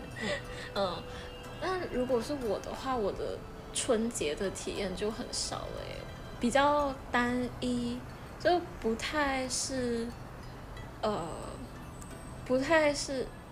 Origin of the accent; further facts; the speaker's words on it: Malaysia; 马来西亚华人的年是怎么过的？所以我小的时候在理所当然地吃这些东西